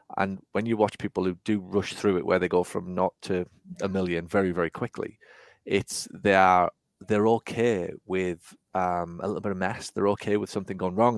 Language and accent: English; England, United Kingdom; now in United States; as a sort of eight, nine, ten eleven-year-old, if you like, growing up in England, and now in the U S